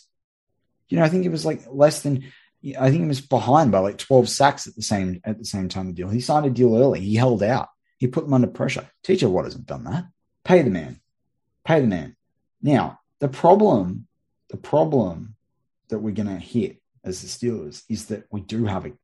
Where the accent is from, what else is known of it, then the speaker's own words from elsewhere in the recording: Australia; some Australian on the other side of the world